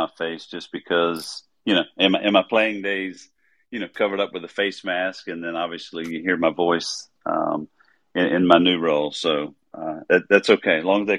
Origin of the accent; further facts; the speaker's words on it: Pace, Florida, United States; when I was in high school, I went to school, high school in Pace, Florida, it's just north of Pensacola. And honestly, Southern Miss was the closest Division I school to my hometown.